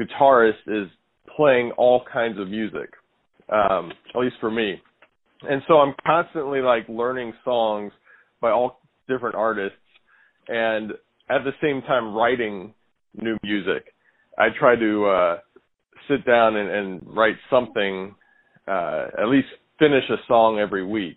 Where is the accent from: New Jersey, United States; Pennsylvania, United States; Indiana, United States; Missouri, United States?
Missouri, United States; St. Louis; moved away as an adult; now in New York City, United States; I was born in St. Louis, and I spent, raised there, spent the first 18 years of my life in St. Louis